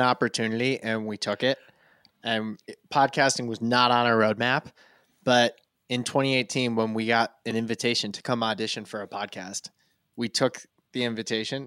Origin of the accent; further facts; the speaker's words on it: rural Vermont, United States; I'm born and raised in rural Vermont